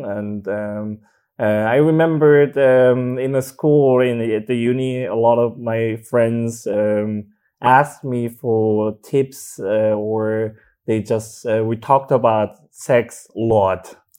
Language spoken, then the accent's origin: English; South Korea; English is a second language; moved away as an adult; now in Berlin, Germany; I grew up in Korea